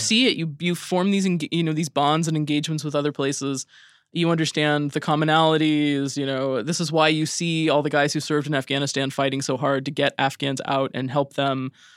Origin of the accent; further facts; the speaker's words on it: Idaho, United States; moved away; I grew up in Idaho